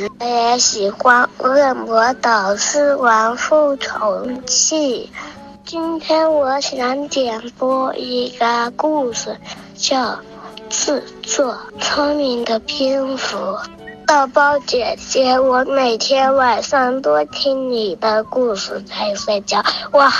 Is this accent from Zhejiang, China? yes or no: yes; Taizhou, Zhejiang, China; 我今年六岁了，我来自浙江台州。